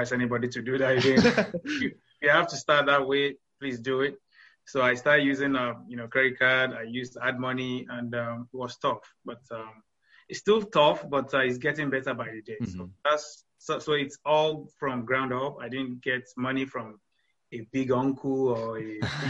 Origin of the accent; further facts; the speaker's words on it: Nigeria; moved away as an adult; now in Houston, United States; originally from Nigeria. I came to the States in 2014.